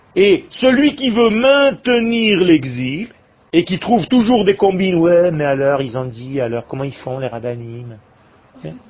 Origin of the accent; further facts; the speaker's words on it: Israel; je suis né en Israël. Il y avait rien quand je suis né